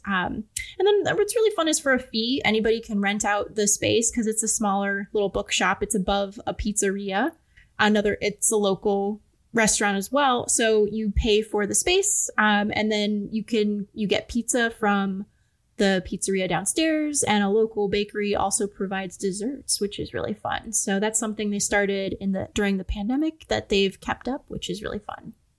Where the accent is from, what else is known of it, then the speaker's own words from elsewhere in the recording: Cleveland, Ohio, United States; I'm from the Cleveland area